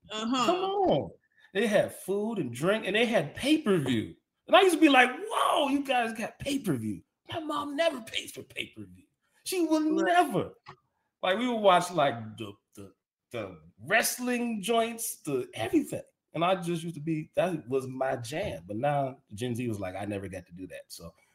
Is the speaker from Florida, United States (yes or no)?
yes; Miami, Florida, United States; growing up in Miami, we had a large Jewish community.